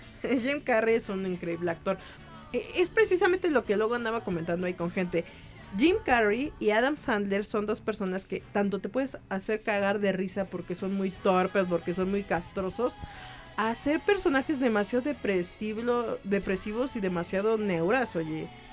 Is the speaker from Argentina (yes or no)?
no; Mexico; así somos los mexicanos